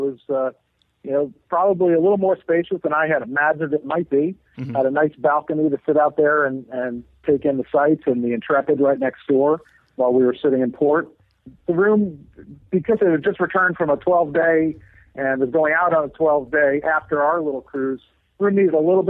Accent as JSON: {"language": "English", "region": "Northeast", "country": "United States", "said": "We're from the Northeast"}